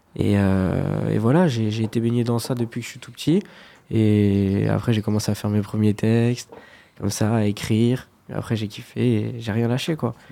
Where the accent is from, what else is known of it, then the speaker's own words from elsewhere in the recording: Fontenay-le-Comte, Pays de la Loire, France; je suis de Fontenay-le-Comte en Vendée